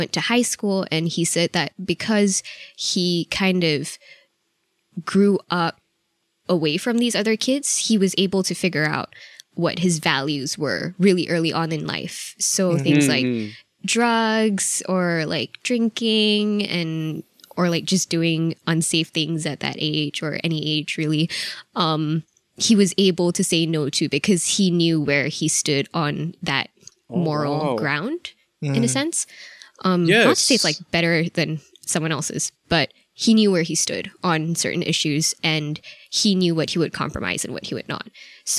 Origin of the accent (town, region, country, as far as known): Nebraska, United States; born there